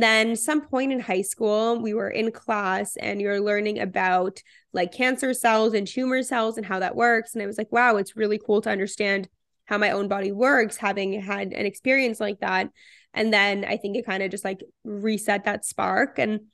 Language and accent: English; Toronto, Ontario, Canada; also born or lived in Israel; I am 24 years old. I'm from Toronto and currently living in Toronto.